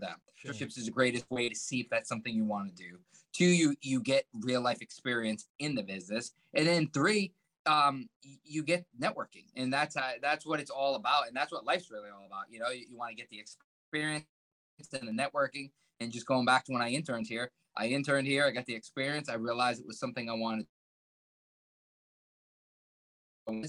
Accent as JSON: {"language": "English", "region": "Rhode Island", "country": "United States", "tie": "born or raised there", "also_born_or_lived": "Cumberland, Rhode Island", "said": "I grew up in Rhode Island"}